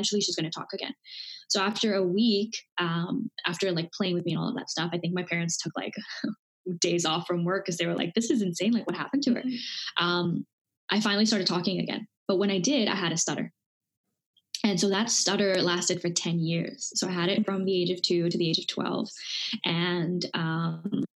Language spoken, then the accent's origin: English; Dubai, United Arab Emirates; also born or lived in India; I grew up in Dubai, born in India, grew up in Dubai